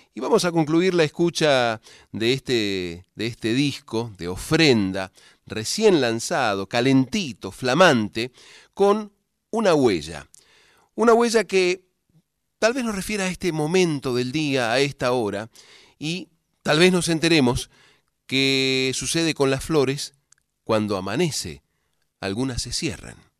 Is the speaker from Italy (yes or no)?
no; Cuyo, Argentina; now in Buenos Aires, Argentina; los cuyanos no sabemos